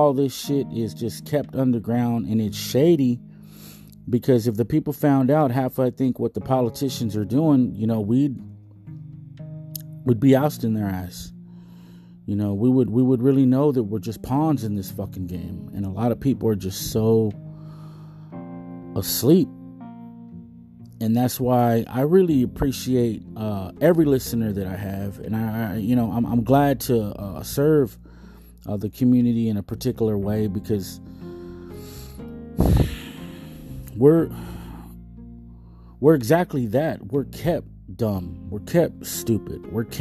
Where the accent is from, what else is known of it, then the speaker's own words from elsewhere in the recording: United States; I'm puro American